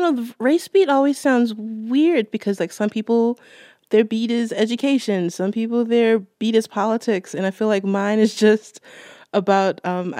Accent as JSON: {"language": "English", "town": "Baltimore", "region": "Maryland", "country": "United States", "said": "I'm from Baltimore."}